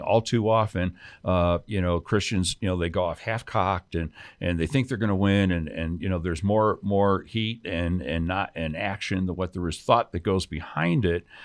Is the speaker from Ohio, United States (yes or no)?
no; Chicago, Illinois, United States; now in New Mexico, United States; grew up in Chicago, um, on the South Side